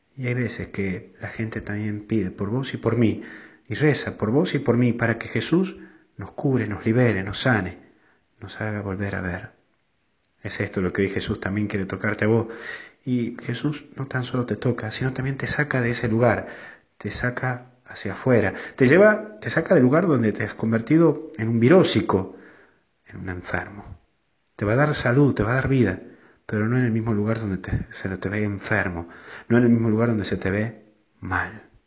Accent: Tucumán, Argentina; en mi pueblo, en, Tucumán

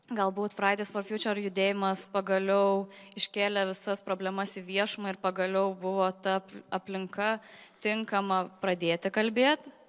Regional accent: Lithuania; O mes lietuviai

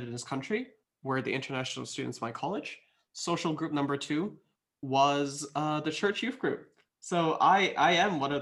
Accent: Malaysia; first language English; moved away as an adult; also born or lived in Perth, Australia; now in Sydney, Australia; me coming from Malaysia, having English as my first language

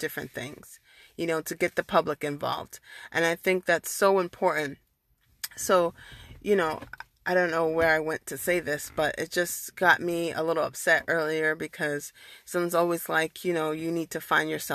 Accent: United States; I'm a first generation born and raised in America

